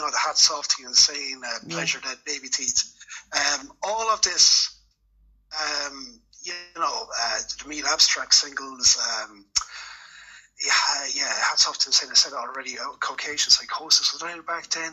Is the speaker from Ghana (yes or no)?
no; Clane, Leinster, Ireland; moved away as an adult; I grew up in Kildare, Clane in County Kildare, actually